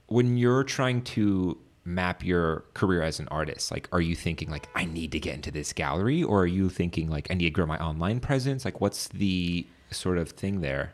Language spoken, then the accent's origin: English; Virginia, United States; moved away as an adult; now in Washington, D.C., United States; I'm from Virginia as well